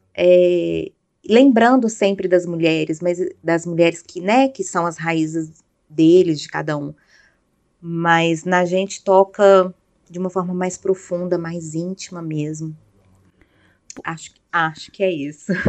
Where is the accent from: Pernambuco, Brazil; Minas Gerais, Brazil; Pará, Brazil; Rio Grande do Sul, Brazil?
Minas Gerais, Brazil; Belo Horizonte; moved away; Belo Horizonte, que é a minha cidade natal